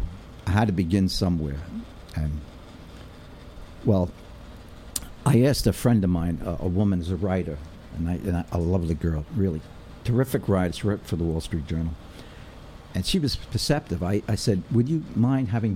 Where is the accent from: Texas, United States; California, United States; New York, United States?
New York, United States; New York City; accent: New York; also born or lived in Brooklyn; I grew up on the West Side, and then urban renewal declared my neighborhood was a slum up in 102nd around there